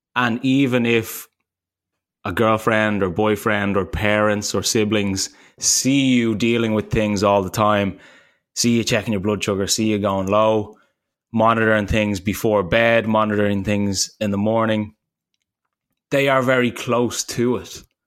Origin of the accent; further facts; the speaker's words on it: Ireland; also born or lived in United States; when I came home from the States after, like, two years, I hadn't seen my parents in probably, like, a year and a half or something. And I was coming to land in Dublin